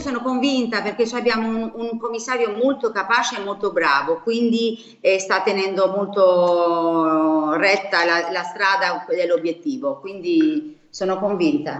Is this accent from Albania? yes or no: yes; Albania; now in Marche, Italy; essendo d'origine anche da, da albanese